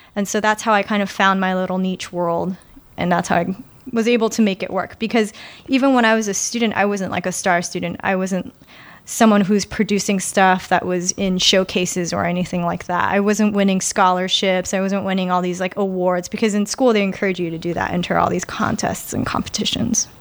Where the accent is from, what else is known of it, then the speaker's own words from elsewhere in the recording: New York City, New York, United States; I'm actually a native New Yorker, and I take a lot of pride in that. I'm born and raised in, uh, New York, in, in Queens, actually.